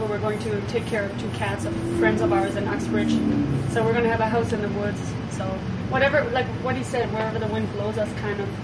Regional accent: Heidelberg, Baden-Württemberg, Germany; I'm from Germany, from Heidelberg, Germany, small town in southwest Germany

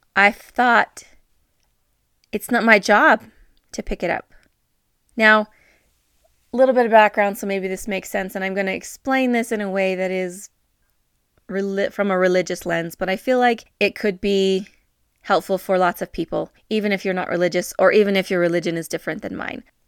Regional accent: northern New Mexico, United States; moved away; I have been for almost the last week in my hometown. It's a very small town in northern New Mexico

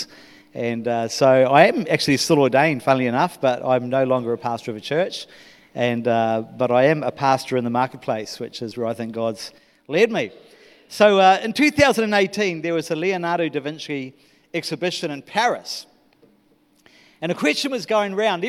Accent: New Zealand; moved away as an adult; I am a Kiwi.

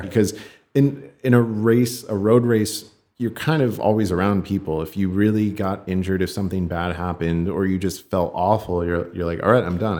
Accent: California, United States; I grew up here in California

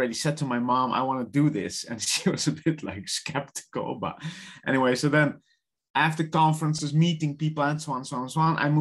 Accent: Netherlands; English is a second language; moved away; I'm from the Netherlands on the far south, which nobody knows, but it's along the ocean side.

